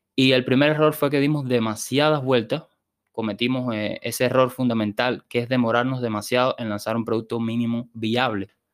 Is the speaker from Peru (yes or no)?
no; Sancti Spíritus, Cuba; also born or lived in Havana, Cuba; vine para mi ciudad natal, Santi Espíritu